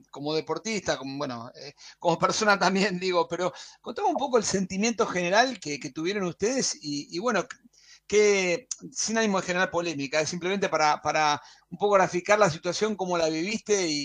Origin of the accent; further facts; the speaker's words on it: Argentina; eso eh, nos enorgullece a nosotros como argentinos